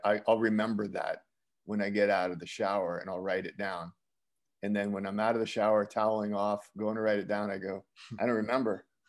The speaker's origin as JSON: {"language": "English", "area": "Bergen County", "region": "New Jersey", "country": "United States", "tie": "born or raised there", "also_born_or_lived": "Westwood, New Jersey / Woodcliff Lake, New Jersey / Midwest", "moved": "yes", "said": "I grew up in Bergen County, New Jersey"}